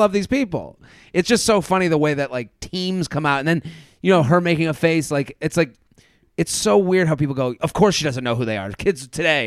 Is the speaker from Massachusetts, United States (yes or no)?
yes; Boston, Massachusetts, United States; coming from Penn State, and I'm from Boston